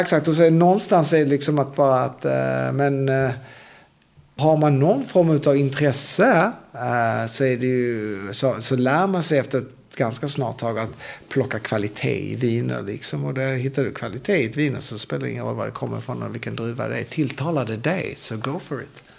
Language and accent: Swedish; Sweden; då körde jag som svensk